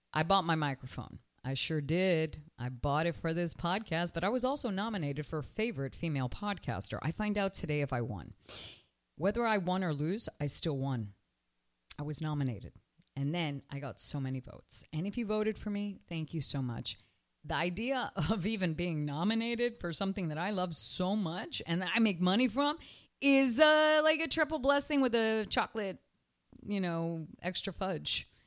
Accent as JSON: {"language": "English", "country": "Canada", "moved": "yes", "lives_now": "Miami, United States", "said": "I'm from Canada"}